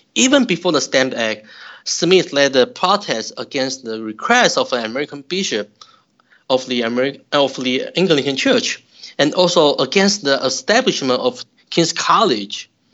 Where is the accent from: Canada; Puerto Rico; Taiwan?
Taiwan; moved away as an adult; also born or lived in Utah, United States; now in St. Louis, United States; I'm originally from Taiwan. I received my bachelor's degree and master's degree in Taiwan.